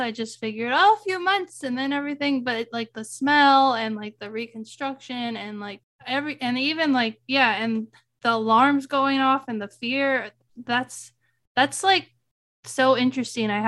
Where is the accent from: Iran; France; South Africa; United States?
United States; Fresno, California; I'm from Fresno